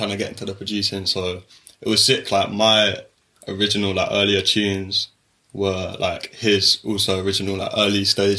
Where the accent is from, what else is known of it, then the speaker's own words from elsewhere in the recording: London, United Kingdom; I'm from Shepherd Bush, so I'm just down the road from here, not far from Ladbroke Grove